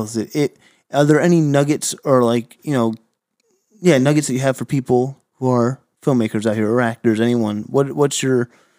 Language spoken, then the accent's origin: English; United States; and I'm coming from New York, New Jersey area myself, been out here for a handful of years